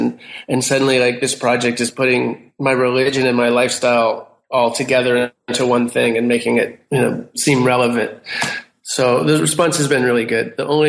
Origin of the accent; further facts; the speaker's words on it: United States; You know, I'm an American and I'm a visual artist, and that's the way I do projects.